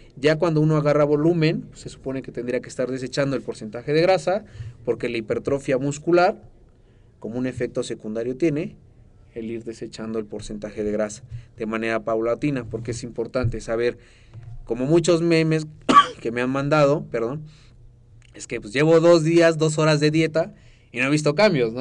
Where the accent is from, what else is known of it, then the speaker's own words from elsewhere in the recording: Mexico; yo soy mexicano